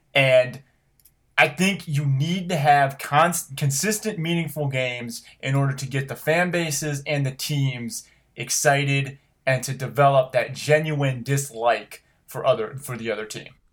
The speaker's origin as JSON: {"language": "English", "region": "Ohio", "country": "United States", "tie": "born or raised there", "said": "I grew up in Ohio. You know this 'cause you grew up with me in Ohio."}